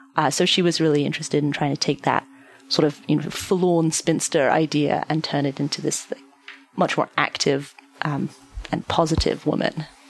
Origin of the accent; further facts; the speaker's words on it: London, United Kingdom; now in United States; I'm obviously not originally from the United States. I um I am from London, and I was at home in London.